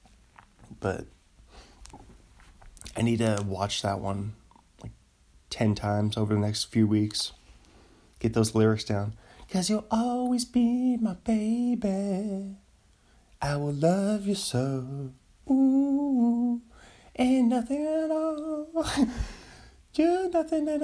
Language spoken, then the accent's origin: English; United States; I'm an American